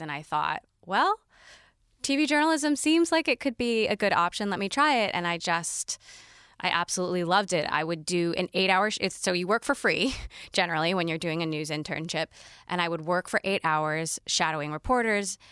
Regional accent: Kailua, Hawaii, United States; I lived on Oahu and was born and raised in a town called Kailua

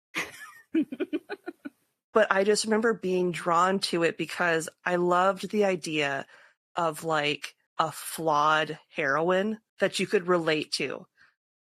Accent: Northwest Iowa, United States; I was from Northwest Iowa

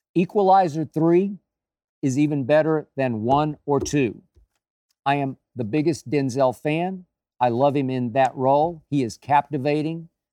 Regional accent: Oklahoma, United States; my home state of Oklahoma

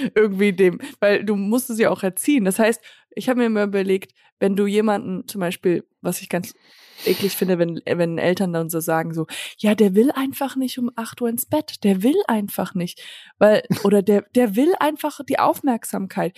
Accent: United States; moved away; Ich bin äh, in Amerika halt aufgewachsen

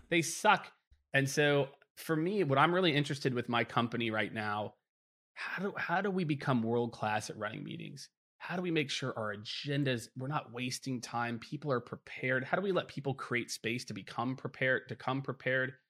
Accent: Midwest, United States; growing up in the Midwest

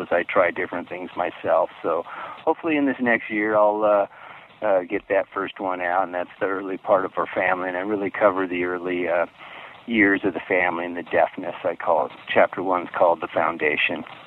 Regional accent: Palm Springs, California, United States; I grew up in Palm Springs area in California

